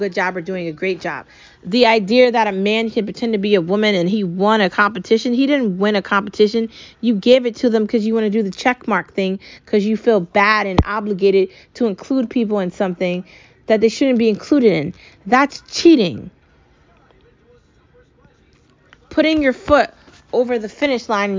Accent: United States; I love being American. I love my home country

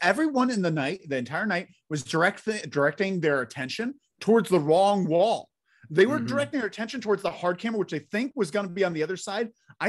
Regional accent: Pacific Northwest, United States; Trust me, dudes. I'm from Pacific Northwest. We have the most alien sightings because we all high.

